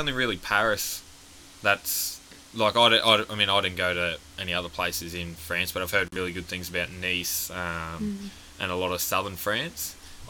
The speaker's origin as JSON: {"language": "English", "town": "Rockhampton", "region": "Queensland", "country": "Australia", "said": "and then you would have to go, Queensland, because no one would know where Rocky is, and they would go, Brisbane, and we're like, no, yeah, like 8 hours north of Brisbane."}